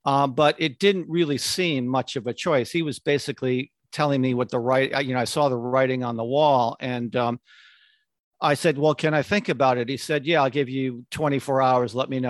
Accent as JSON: {"language": "English", "region": "Connecticut", "country": "United States", "tie": "born or raised there", "said": "I grew up in Connecticut and transferred to Syracuse University because they had a great advertising program."}